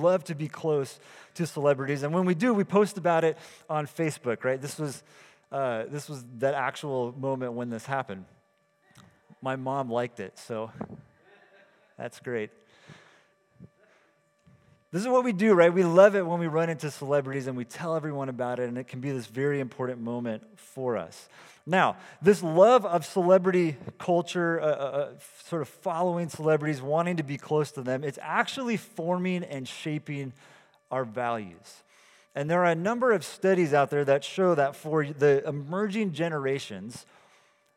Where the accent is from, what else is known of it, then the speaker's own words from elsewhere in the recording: California, United States; I'm from California too.